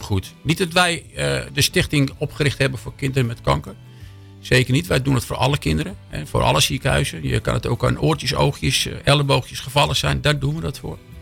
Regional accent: Amsterdam, North Holland, Netherlands; moved away as an adult; now in Hilversum, Netherlands; geboren in Amsterdam. Sinds 30 jaar in Hilversum

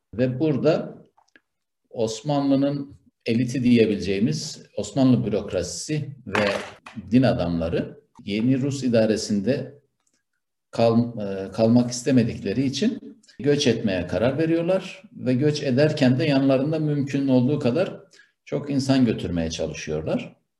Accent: Turkey

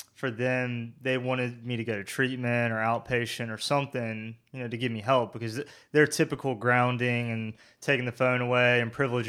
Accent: Burlington, North Carolina, United States; You were in Graham, and I grew up in Burlington.

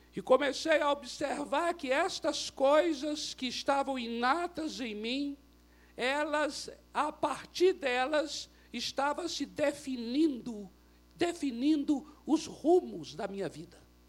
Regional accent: Brazil; eu sou brasileiro, não por acidente

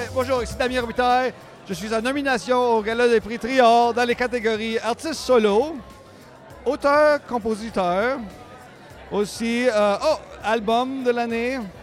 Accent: Ontario, Canada; moved away as an adult; now in Quebec, Canada; je suis franco-ontarien

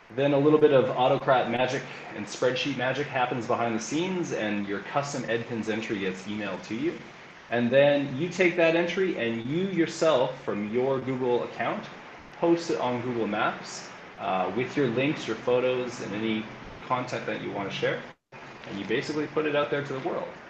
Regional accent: Calgary, Alberta, Canada; moved away as an adult; now in Lima, Peru; I'm originally from Calgary, Alberta, Canada

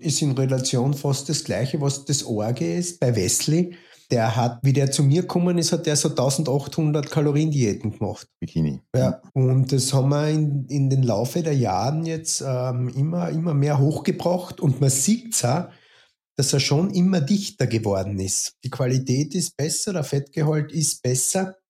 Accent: Carinthia, Austria; also born or lived in Stockerau; now in Vienna, Austria; gebürtig ähm, Kärntner, quasi an der Grenze zur Steiermark im Süden von Österreich. Ähm, jetzt wohnhaft in Wien, Wien seit ähm, 1999

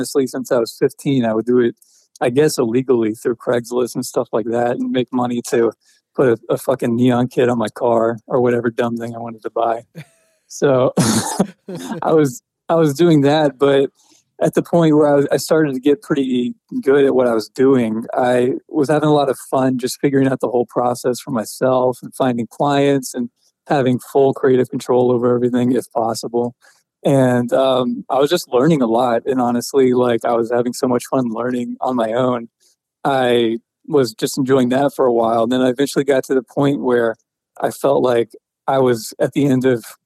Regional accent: Atlanta, Georgia, United States; I was born in Atlanta and lived with my mom for a while

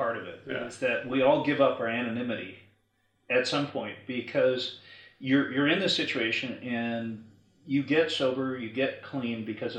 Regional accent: Michigan, United States; I grew up in Michigan.

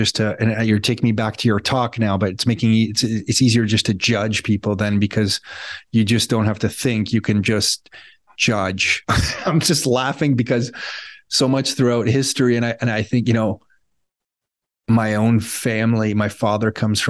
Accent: Mississauga, Ontario, Canada; I grew up in Canada, like in Mississauga.

